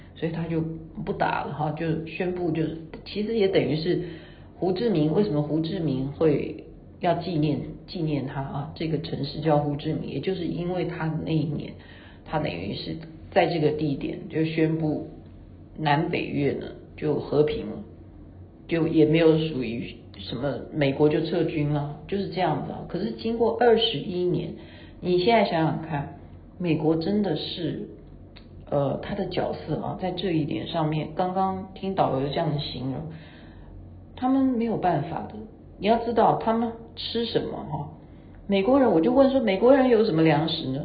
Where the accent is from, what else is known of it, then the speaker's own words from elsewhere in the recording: Taiwan; 我们是台湾的